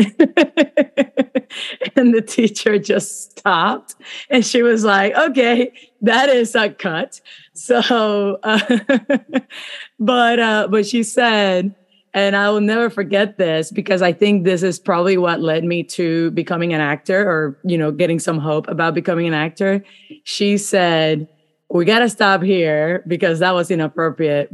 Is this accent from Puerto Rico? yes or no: yes; Puerto Rico; I grew up in Puerto Rico, so I went to school in Puerto Rico.